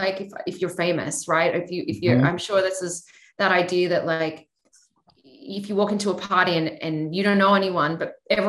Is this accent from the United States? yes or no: no; Australia; I'm Australian